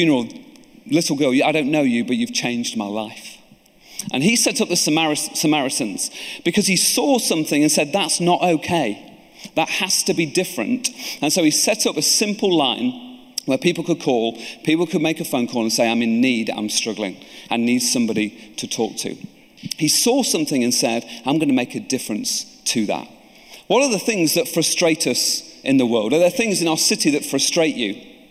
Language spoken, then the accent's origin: English; Lincoln, East Midlands, United Kingdom; I'm from Lincoln.